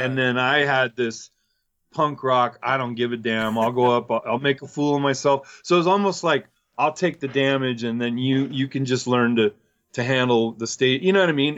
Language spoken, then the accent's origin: English; Chino, California, United States; I came from Chino